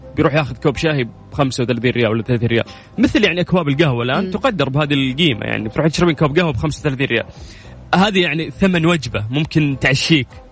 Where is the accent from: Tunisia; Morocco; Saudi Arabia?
Saudi Arabia; في المملكه العربيه السعوديه احنا الان الحمد لله في تركيز ترى على المزارع عندنا في الجنوب